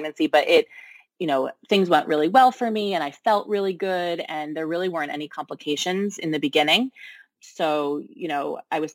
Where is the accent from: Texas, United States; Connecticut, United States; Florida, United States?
Connecticut, United States; now in Brooklyn, United States; I'm originally from Connecticut